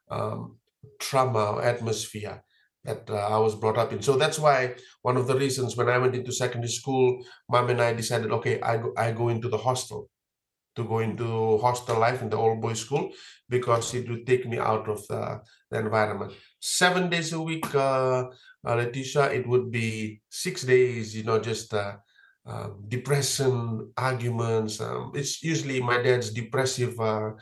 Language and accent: English; Fiji; Life in Fiji for me growing up